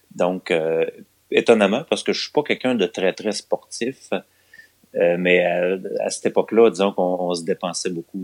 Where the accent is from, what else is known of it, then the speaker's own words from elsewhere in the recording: Longueuil, Quebec, Canada; now in Lévis, Canada; je suis né à Longueuil. Ah, ok. En je suis un gars de Longueuil. Euh, en 1978, j'ai 42 ans donc. Et ouais, j'ai été à Longueuil les 12 premières années de ma vie